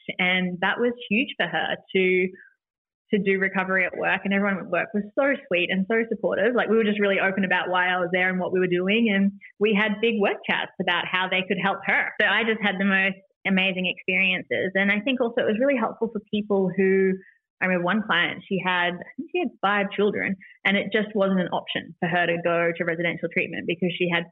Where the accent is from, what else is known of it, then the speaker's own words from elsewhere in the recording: New Zealand; also born or lived in Los Angeles, United States; being a New Zealander and coming back to New Zealand after being in America in treatment